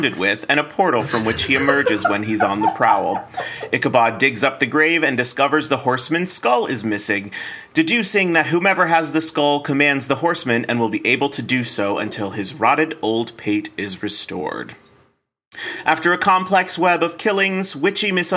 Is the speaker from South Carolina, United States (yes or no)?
yes; South Carolina, United States; growing up in South Carolina